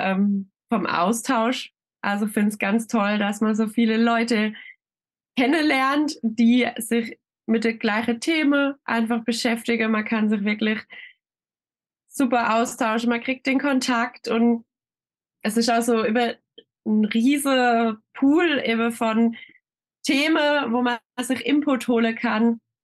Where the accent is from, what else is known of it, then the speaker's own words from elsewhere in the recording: Schönau, Baden-Württemberg, Germany; Ich komme aus Schönau. Das ist ein kleines Örtchen im Schwarzwald.